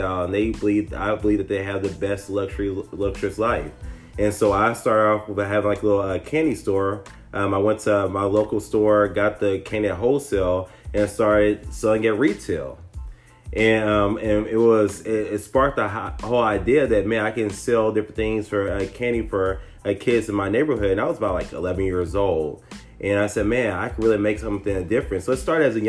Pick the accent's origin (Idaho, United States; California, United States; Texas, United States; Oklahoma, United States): Texas, United States; Tyler; I'm originally from Tyler, Texas, a little small country town